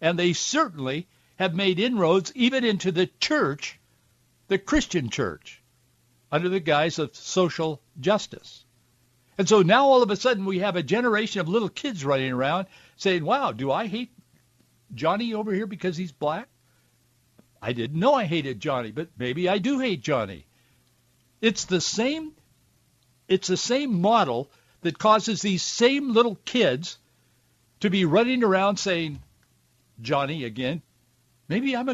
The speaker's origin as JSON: {"language": "English", "area": "Yakima Valley", "region": "Washington", "country": "United States", "tie": "born or raised there", "said": "both my wife and I grew up with in the Yakima Valley"}